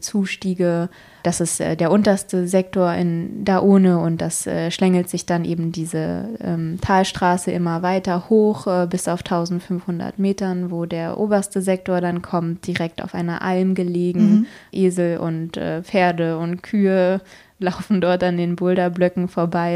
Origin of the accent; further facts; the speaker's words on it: Berlin, Germany; als Berliner